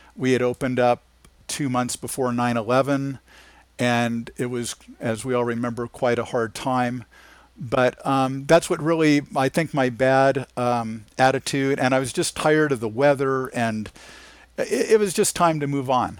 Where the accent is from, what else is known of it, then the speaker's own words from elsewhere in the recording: Anaheim, California, United States; I grew up in Anaheim, California